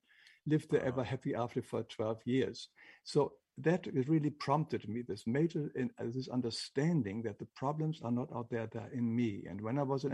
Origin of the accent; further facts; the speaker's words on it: Northern Germany, Germany; English is a second language; moved away; I grew up in Germany, in northern Germany